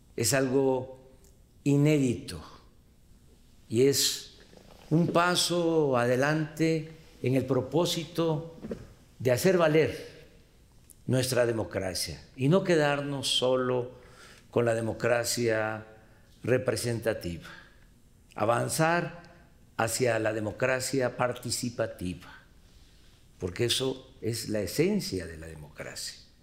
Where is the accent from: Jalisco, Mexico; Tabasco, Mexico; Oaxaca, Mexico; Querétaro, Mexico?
Tabasco, Mexico; Tepetitán; En mi pueblo, en Tepetitán